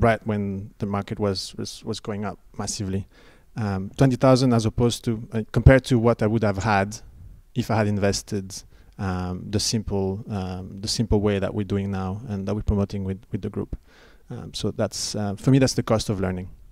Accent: Belgium; moved away as an adult; I'm an expat, and I came over here and there's no pension plan. Uh, and I was looking at ways of contributing back in my home country, which is Belgium

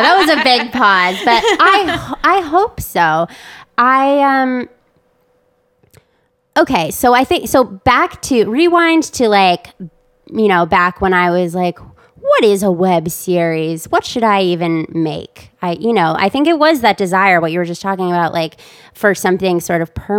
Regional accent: Wisconsin, United States; I'm from Wisconsin

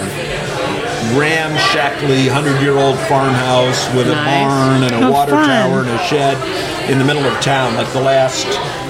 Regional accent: Bay Area, California, United States; also born or lived in Bristol, Pennsylvania; my father got a job in California, and we all moved there in 1960 when I was two. So, I grew up in California, in the Bay Area.

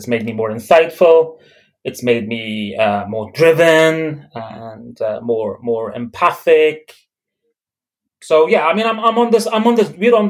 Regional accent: Dublin, Leinster, Ireland; also born or lived in Belfast, United Kingdom; So I was born in Belfast. I was raised in Dublin. And my parents, they migrated from Beirut to Belfast.

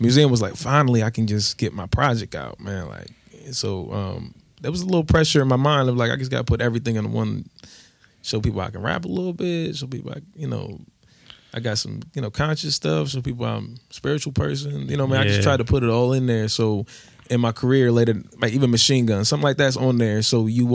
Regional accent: Columbus, Ohio, United States; I'm from Columbus

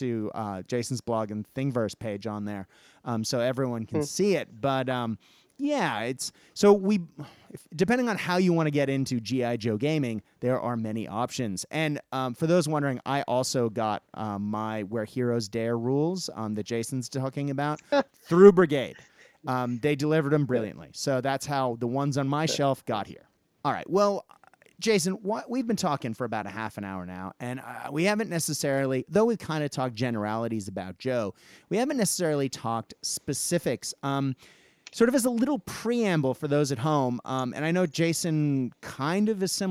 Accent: Japan; I guess partially I grew up in Japan

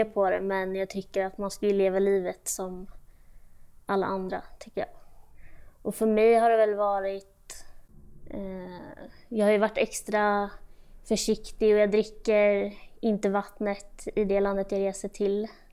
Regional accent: Sweden; also born or lived in Austria / Switzerland / Brazil; i Österrike, där jag är född. Och sen flyttade vi till Schweiz, och sen efter det Brasilien, och sen, eh, hem till Sverige, och då var jag fyra.

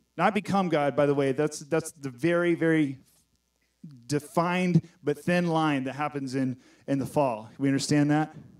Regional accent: Texas, United States; I'm from Texas

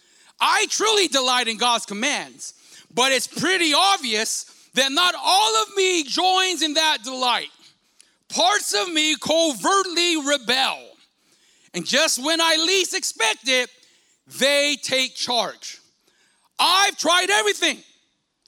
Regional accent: Stockton, California, United States; I grew up in South Stockton, you know, considered, maybe still is considered, a bad side of the city

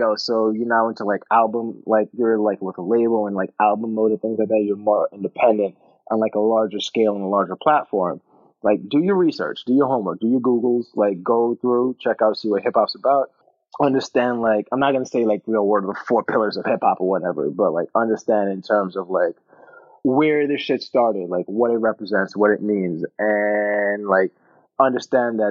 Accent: New York City, New York, United States; I'm from the South Bronx, you know, birthplace of hip hop, home of the Yankees.

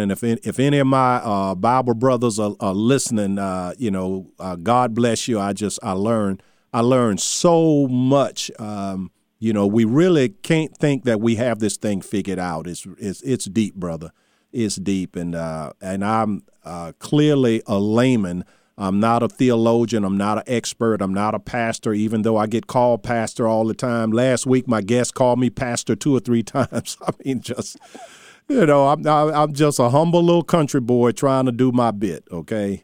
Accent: Charles City, Virginia, United States; my hometown of Charles City

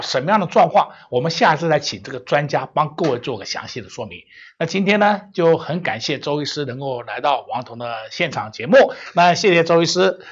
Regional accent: Taiwan; 保守我们台湾人民的健康

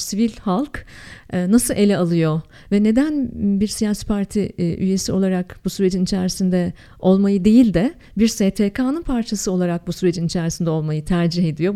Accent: Ankara, Turkey; moved away; also born or lived in Canada; Memleket hasretimin goncası Ankara acayip özlüyorum ama öyle böyle değil çok özlüyorum. Ben hep söylüyorum çok tipik bir Ankaralıyım.

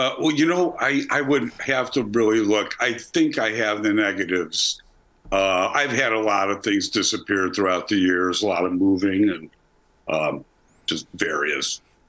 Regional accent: Chicago, Illinois, United States; Chicago, uptown.

